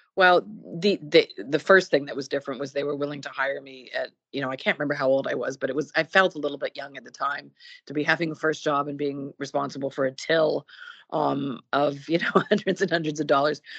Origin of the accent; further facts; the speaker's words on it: Burlington, Ontario, Canada; now in Toronto, Canada; I was born in Burlington, Ontario, which is a suburb of Toronto, where I lived uh, up until the age of about 18